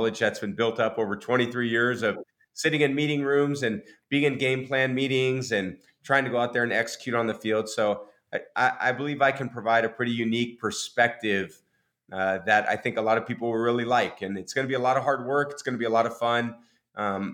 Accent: Bay Area, California, United States; moved away; also born or lived in Michigan / New England / Tampa; I grew up in the Bay Area

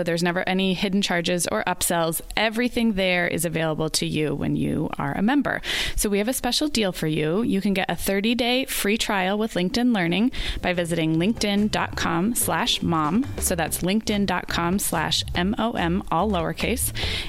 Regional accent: Santa Barbara, California, United States; moved away as an adult; also born or lived in Oregon / Chicago / Arizona; in my both sides, I have Montana, Idaho, Oregon, Washington, and then eventually California. I was born in Oregon, but when I was in kindergarten, we moved to Santa Barbara, which is right in between, I would say, Central and Southern California, 90 miles north of LA.

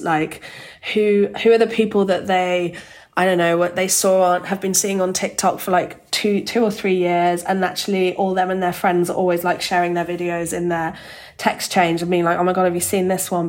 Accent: Birmingham, West Midlands, United Kingdom; moved away; I grew up in Birmingham in the UK

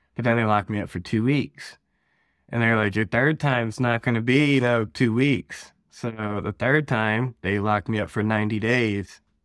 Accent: Ohio, United States; I'm from Ohio, born and raised out here.

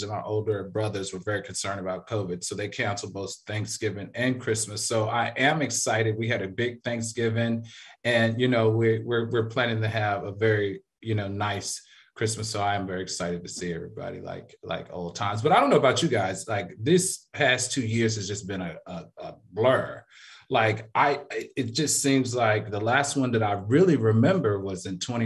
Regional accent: the South, United States; I'm from the South

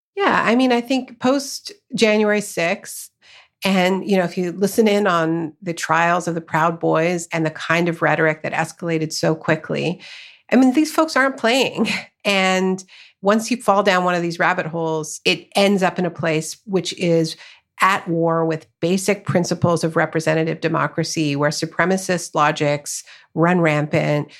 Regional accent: Canada; also born or lived in United States; I live in Canada. I was born in Canada, but much of my family is in the U S.

